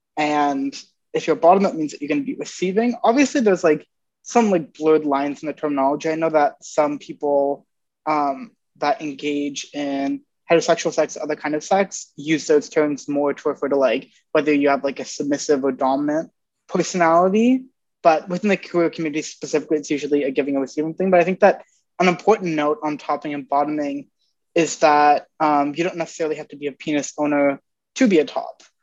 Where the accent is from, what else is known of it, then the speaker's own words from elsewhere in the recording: Ontario, Canada; moved away; I'm from Ontario originally